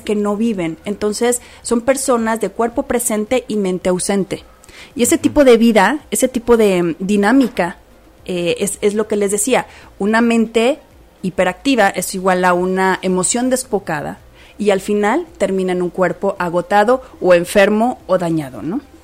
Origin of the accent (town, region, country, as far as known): Mexico